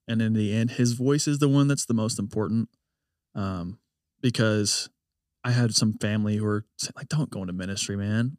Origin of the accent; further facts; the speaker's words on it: United States; I love being an American